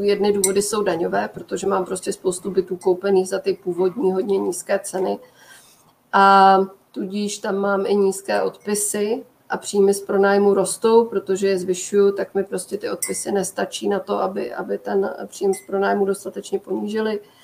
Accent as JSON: {"language": "Czech", "region": "Prague", "country": "Czechia", "said": "já jsem z Prahy"}